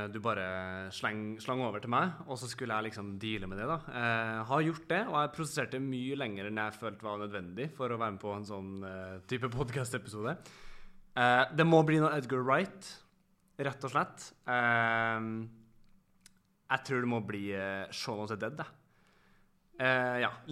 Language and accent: Norwegian; Trondheim, Trøndelag, Norway; mange tror nok at jeg har eh, boblestemme, siden jeg er fra Trondheim.